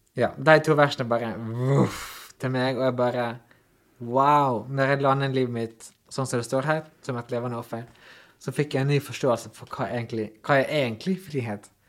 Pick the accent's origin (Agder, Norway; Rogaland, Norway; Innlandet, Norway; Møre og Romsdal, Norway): Møre og Romsdal, Norway; Ålesund; also born or lived in New Zealand; sjøl om jeg er heim, altså jobber i hjembyen min